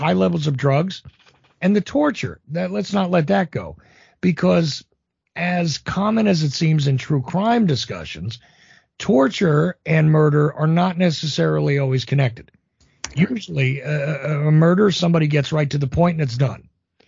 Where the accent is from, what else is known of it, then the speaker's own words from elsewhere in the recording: New Jersey, United States; Again, I'm from Jersey, right? It did happen.